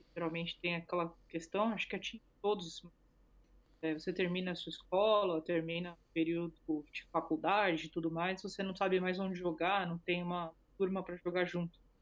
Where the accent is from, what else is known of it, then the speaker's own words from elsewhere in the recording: Brazil; eu sou do Brasil